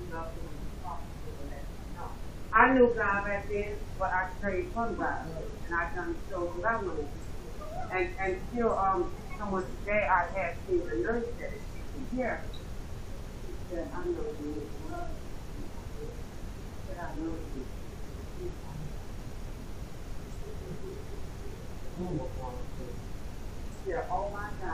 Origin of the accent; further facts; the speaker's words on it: Texas, United States; I was raised in Texas too